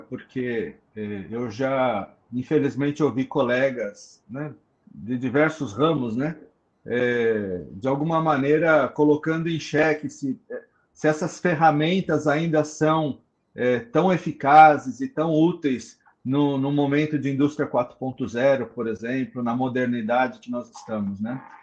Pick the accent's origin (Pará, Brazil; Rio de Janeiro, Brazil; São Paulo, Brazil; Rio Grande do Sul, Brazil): São Paulo, Brazil; ABC Paulista; Sou do ABC Paulista